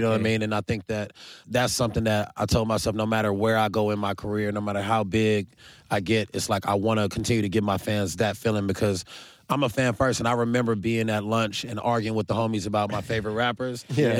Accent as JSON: {"language": "English", "town": "Carson", "region": "California", "country": "United States", "said": "I'm from Carson, DeLamo to be exact."}